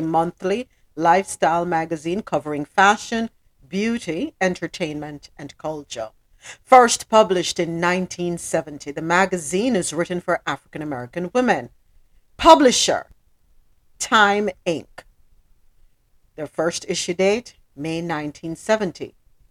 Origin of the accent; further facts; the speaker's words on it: Jamaica; now in Miami, United States; Down here in Miami, I'm telling them I'm Jamaican.